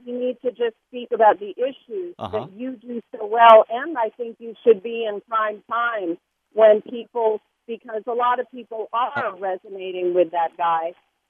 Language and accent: English; New York City, New York, United States; now in Redondo Beach, United States; I'm from New York City